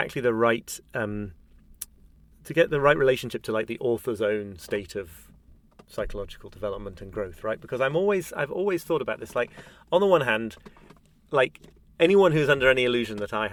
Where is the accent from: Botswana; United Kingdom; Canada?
United Kingdom; as a Brit